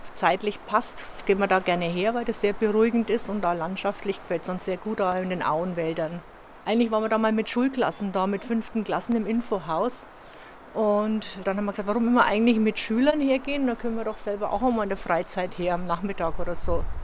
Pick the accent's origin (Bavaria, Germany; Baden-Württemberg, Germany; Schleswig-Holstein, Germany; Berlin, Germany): Bavaria, Germany; Franconia; now in Metten, Germany; Also gebürtig sind wir aus Franken, wir sind jetzt schon über 30 Jahre hier